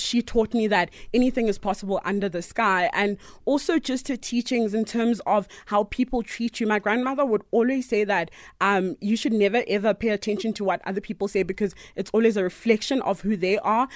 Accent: Potchefstroom, North West, South Africa; growing up in Potch was super awesome. I really, really enjoyed living with my grandmother

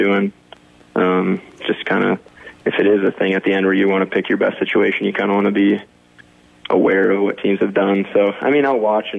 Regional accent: Sioux Center, Iowa, United States; I grew up in Sioux Center the whole time

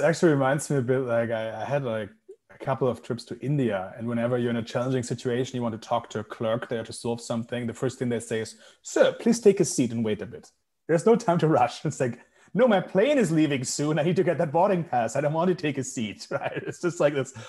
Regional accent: Germany; Germany, my home country

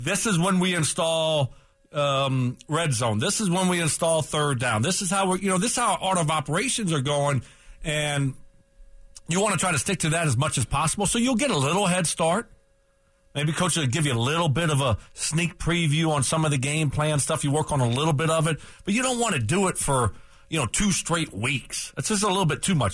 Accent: Lafayette, United States; born or raised there; now in Denver, United States

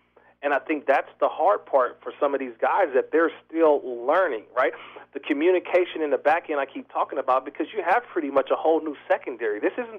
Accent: Oakland, California, United States; because I'm born and raised in Oakland. I grew up a Raider

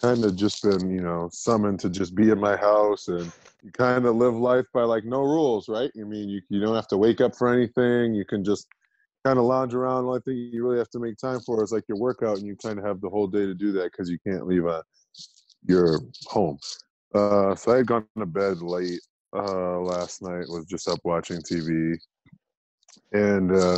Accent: East Coast, United States; moved away as an adult; also born or lived in Methuen, Massachusetts; now in Salt Lake City, United States; I'm from the East Coast

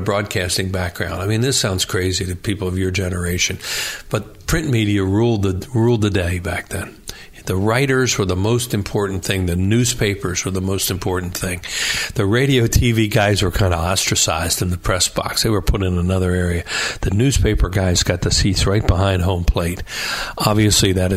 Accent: Newtown Square, Pennsylvania, United States; I grew up in Newtown Square in Delaware County

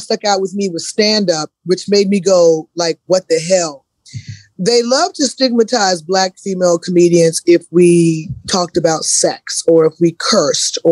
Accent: the South, United States; growing up in the South, you know, I grew up real traditional Black Southern

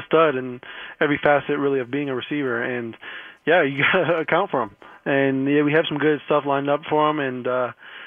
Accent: Chicago, Illinois, United States; moved away as an adult; now in New York, United States; I'm from Chicago. I kind of grew up in a good era with the Cubs in 16

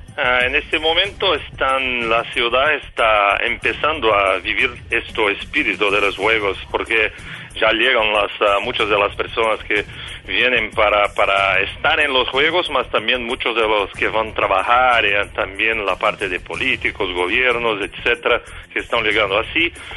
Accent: São Paulo, Brazil; Spanish is a second language; now in Rio de Janeiro, Brazil; Yo soy de São Paulo, vivo Río

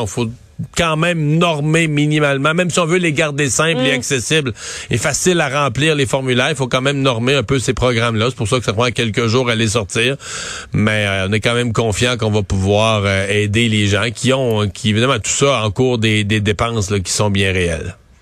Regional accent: Quebec, Canada; chez nous au Québec

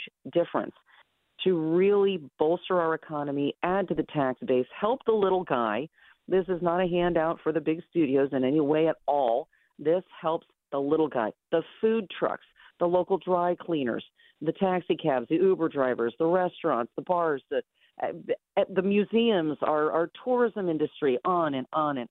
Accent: Southern California, United States; now in Pennsylvania, United States; I grew up in Southern California

